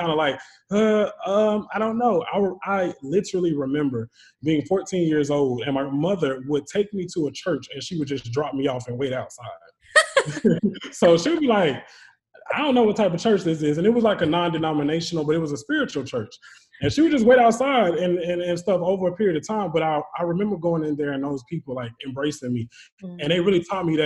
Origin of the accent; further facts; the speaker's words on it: Charlotte, North Carolina, United States; When I was younger, I was raised in Charlotte, North Carolina. So born and raised there